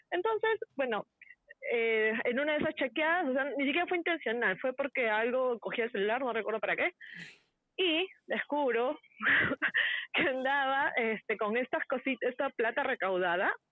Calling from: Peru; Hola hermoso

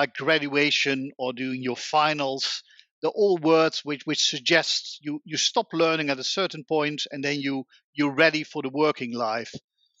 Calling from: The Hague, South Holland, Netherlands; I'm calling today from The Hague, in the Netherlands, where I still work from home as the majority of the people in Holland

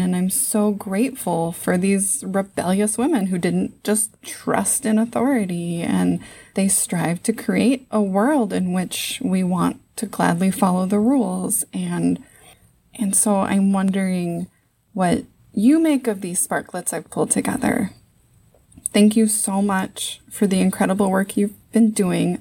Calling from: Saint Paul, Minnesota, United States; I'm calling from Saint Paul, Minnesota.

